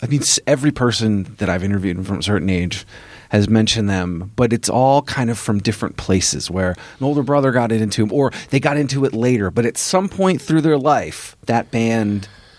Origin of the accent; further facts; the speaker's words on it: East Coast, United States; a little West Coast, a little, you know, I was from the East Coast.